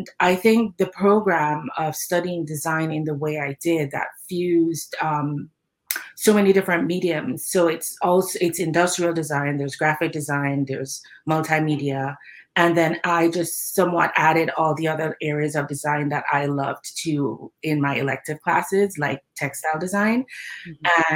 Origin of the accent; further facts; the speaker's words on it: Kingston, Jamaica; now in Vancouver, Canada; I'm originally from Kingston, Jamaica